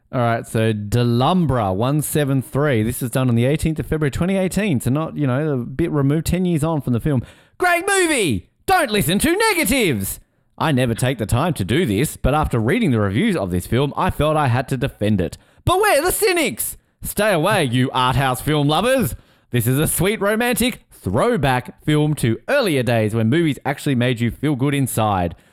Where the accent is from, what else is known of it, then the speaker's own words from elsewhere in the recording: Tasmania, Australia; accent: Australian; set in my home state